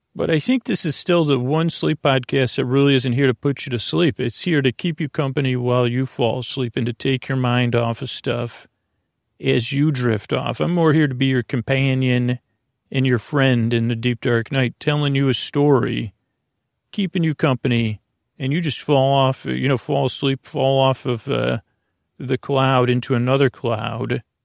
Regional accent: Long Island, New York, United States; accent: Long Island; my Long Island accent

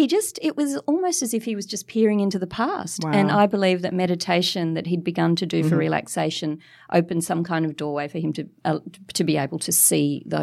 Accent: Mascot, New South Wales, Australia; So, well, I write in my books about a little haunted Californian bungalow that I grew up in Mascot.

